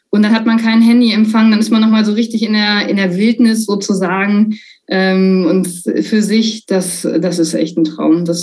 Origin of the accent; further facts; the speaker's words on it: North Rhine-Westphalia, Germany; Also ich, ich komme aus dem, aus dem Sauerland ähm, und, und da dachte dann, naja, also wenn ich schon die 800 Kilometer in die Alpen fahre